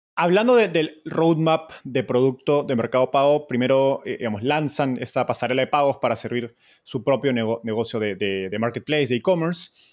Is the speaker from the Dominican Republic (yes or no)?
no; Peru; en Perú, de donde soy